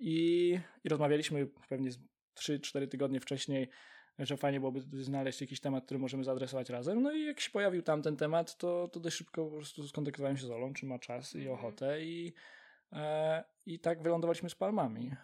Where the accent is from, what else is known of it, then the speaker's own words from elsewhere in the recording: Poznań, Greater Poland, Poland; całe nasze życie e, w Poznaniu